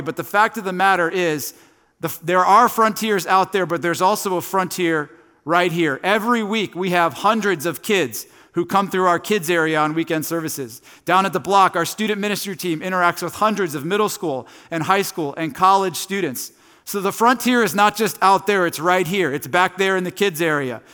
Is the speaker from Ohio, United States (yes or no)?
yes; Tallmadge, Ohio, United States; I grew up in Northeast Ohio. I've lived here my entire life. I grew up in a town called Talmadge